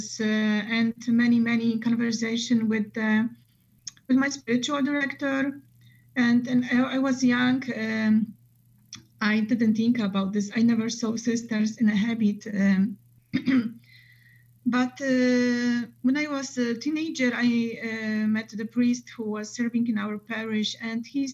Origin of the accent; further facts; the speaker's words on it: Poland; now in Chicago, United States; we are from Poland and mostly our families are over there